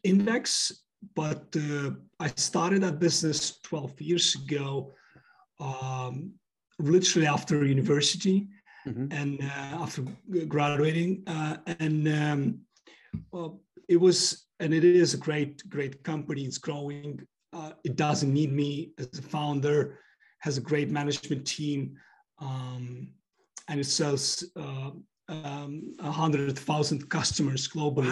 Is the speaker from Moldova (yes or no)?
yes; Moldova; also born or lived in United States / United Kingdom; now in London, United Kingdom; I was born in Moldova